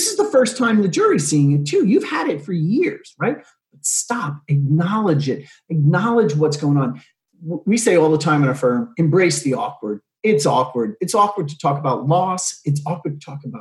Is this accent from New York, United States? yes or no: yes; New York City, New York, United States; moved away as an adult; now in California, United States; I'm from New York. I'm from Staten Island, New York